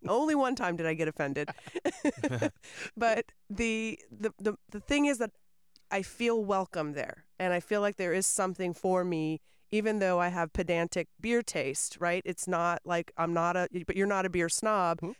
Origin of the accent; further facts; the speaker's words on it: Winter Haven, Florida, United States; also born or lived in Auburndale; now in Lakeland, United States; I grew up in Winter Haven.